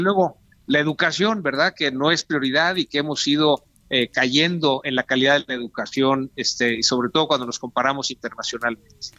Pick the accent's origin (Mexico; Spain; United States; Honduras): Mexico; nuestro país